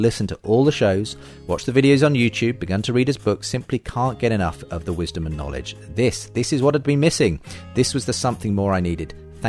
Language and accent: English; United Kingdom; I'm very British when it comes to talking about my faith openly